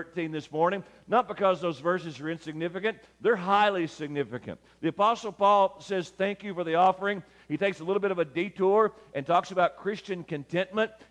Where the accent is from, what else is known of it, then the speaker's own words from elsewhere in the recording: Lyon County, West Kentucky, United States; I grew up in West Kentucky in Lyon County.